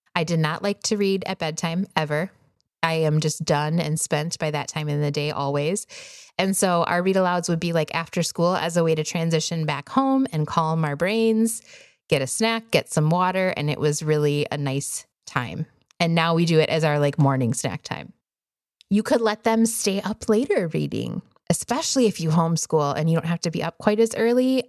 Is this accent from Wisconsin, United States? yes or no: yes; Wisconsin, United States; now in Arizona, United States; I grew up in Wisconsin